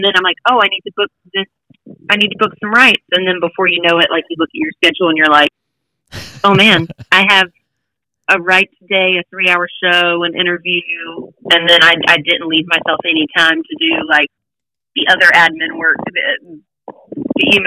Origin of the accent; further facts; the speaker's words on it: Hickory, North Carolina, United States; now in Nashville, United States; the Hickory Oktoberfest on their main stage in my hometown